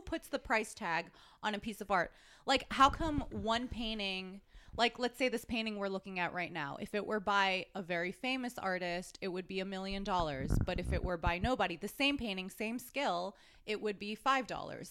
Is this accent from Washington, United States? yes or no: no; New York, United States; I'm from New York